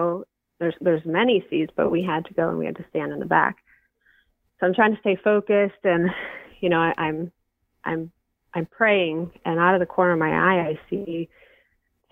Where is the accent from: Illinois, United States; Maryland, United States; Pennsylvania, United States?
Pennsylvania, United States; Erie; moved away as an adult; My husband and I, you know, we've been born and raised in the Erie area